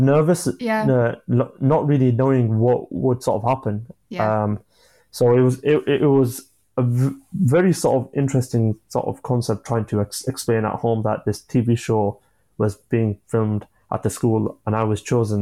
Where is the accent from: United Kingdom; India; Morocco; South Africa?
United Kingdom; Yorkshire and the Humber; I'm from Yorkshire